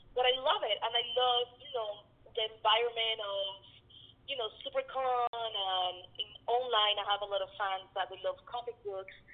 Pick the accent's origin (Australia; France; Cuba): Cuba; now in United States; I was born in Cuba